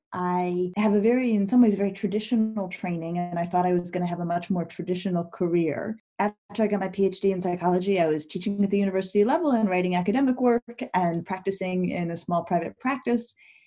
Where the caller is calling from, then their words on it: Shaker Heights, Ohio, United States; I live in Shaker Heights, Ohio, and that's where I am right now.